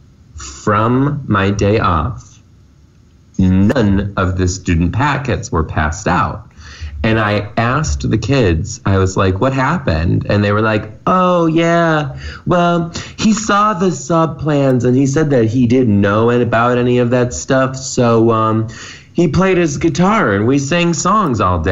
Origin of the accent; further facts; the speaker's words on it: United States; being an American